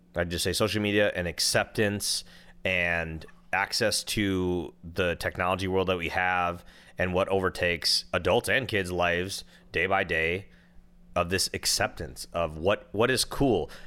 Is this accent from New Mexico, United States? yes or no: no; Minnesota, United States; now in California, United States; I'm from Minnesota.